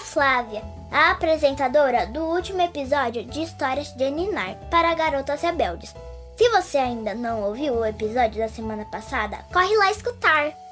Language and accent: Portuguese; São Paulo, Brazil; sou de São Paulo e tenho 7 anos